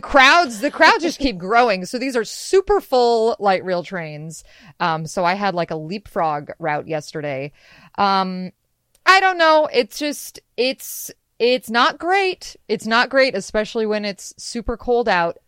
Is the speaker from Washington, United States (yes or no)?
yes; Washington, United States; also born or lived in Seattle, Washington; I'm from Western Washington, I grew up in snow